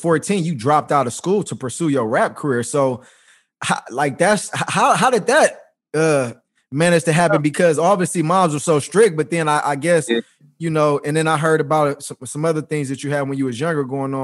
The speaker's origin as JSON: {"language": "English", "town": "Los Angeles", "region": "California", "country": "United States", "said": "I'm from South Central California"}